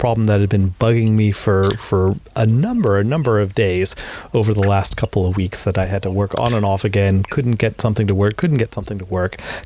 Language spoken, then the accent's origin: English; North Carolina, United States; moved away; my home state of North Carolina